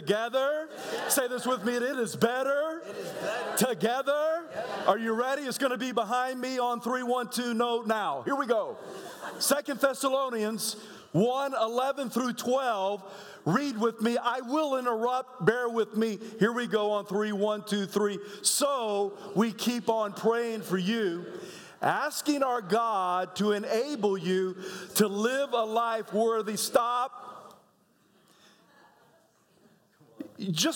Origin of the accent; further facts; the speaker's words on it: South Carolina, United States; moved away; I was born in South Carolina and moved away from there, moved back when I was 8 years old